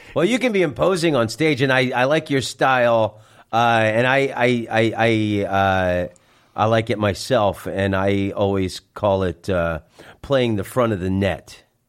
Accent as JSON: {"language": "English", "town": "Orlando", "region": "Florida", "country": "United States", "also_born_or_lived": "San Francisco", "moved": "as an adult", "said": "I'm from Orlando, Florida"}